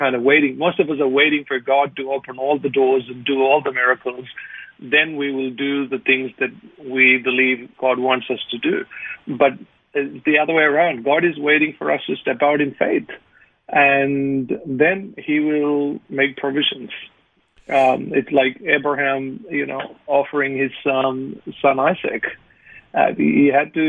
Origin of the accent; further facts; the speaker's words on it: India; moved away as an adult; now in Australia; being born an Indian